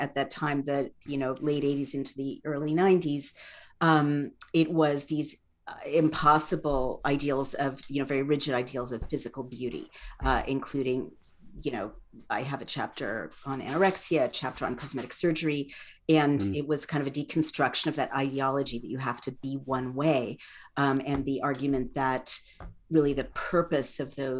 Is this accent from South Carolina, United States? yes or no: no; San Francisco, California, United States; So Parnassus Heights, right above the Haight-Ashbury.